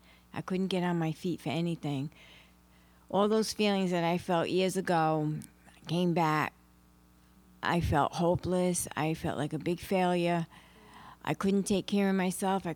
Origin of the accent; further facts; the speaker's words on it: Johnston, Rhode Island, United States; I'm from Johnston, Rhode Island